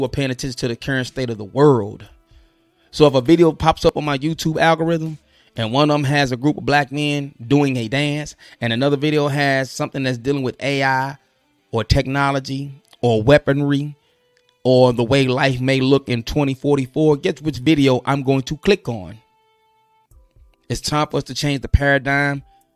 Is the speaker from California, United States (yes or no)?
no; St. Louis, Missouri, United States; I'm from the Lou